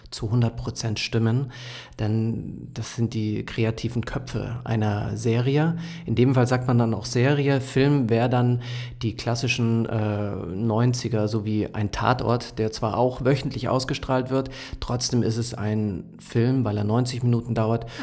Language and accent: German; Munich, Bavaria, Germany; born there; now in Potsdam, Germany; weil ich gebürtiger Münchner bin mhm. und ganz aus dem Süden der Republik hierher gekommen